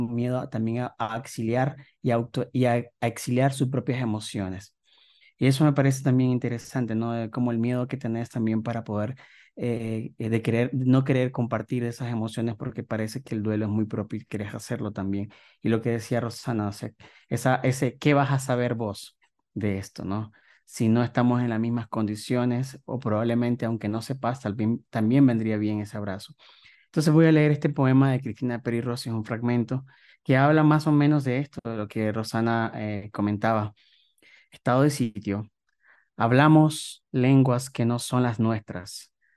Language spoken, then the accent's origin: Spanish; Nicaragua; moved away as an adult; now in Mexico; llevo cuatro años viviendo aquí en México, yo salí de Nicaragua